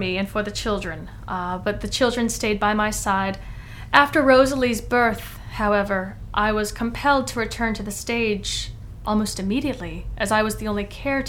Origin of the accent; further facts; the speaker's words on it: London, United Kingdom; I will tell people I am a Londoner.